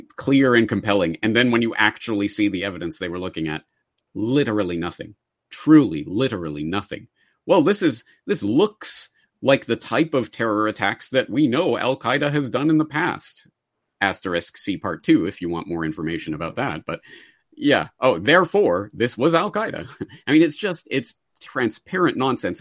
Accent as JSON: {"language": "English", "country": "Canada", "said": "as a Canadian"}